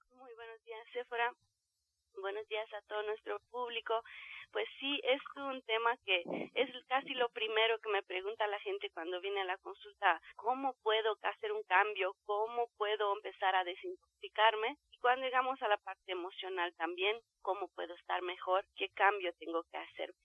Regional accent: Romania; now in Mexico City, Mexico; del país de donde yo vengo, de Rumania

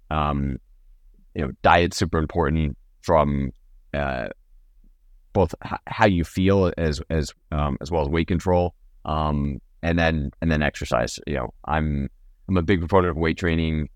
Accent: Napa, California, United States; I grew up in Napa

